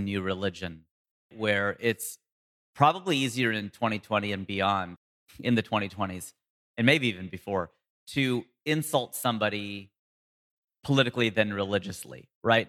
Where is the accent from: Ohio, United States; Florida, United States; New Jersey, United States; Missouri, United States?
Ohio, United States; moved away as an adult; now in Los Angeles, United States; I'm born here. I'm from Ohio. I'm from the heartland, a small town.